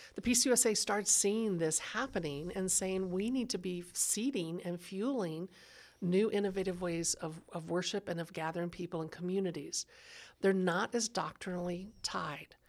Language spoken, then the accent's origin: English; Texas, United States; now in Denver, United States; I grew up in Texas where the culture was conservative